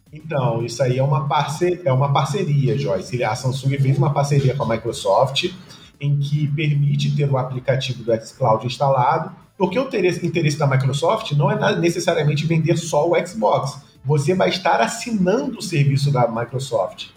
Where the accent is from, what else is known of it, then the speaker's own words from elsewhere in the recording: Rio de Janeiro, Brazil; eu sou carioca